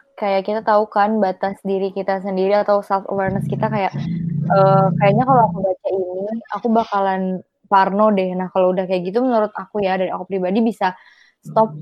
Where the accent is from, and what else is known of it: Pati, Central Java, Indonesia; also born or lived in Yogyakarta